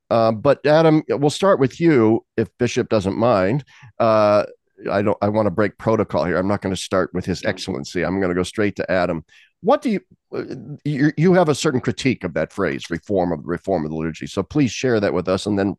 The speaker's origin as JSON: {"language": "English", "area": "diocese of Lincoln", "region": "Nebraska", "country": "United States", "tie": "born or raised there", "said": "my hometown diocese of Lincoln, Nebraska."}